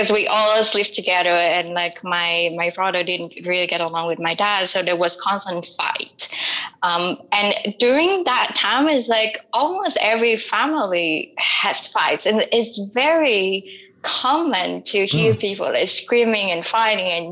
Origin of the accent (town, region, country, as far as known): Vietnam; born or raised there